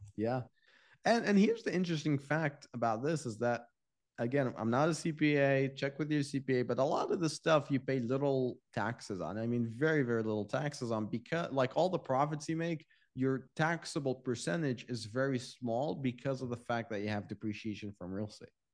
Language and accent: English; Iraq; now in United States; I'm from Iraq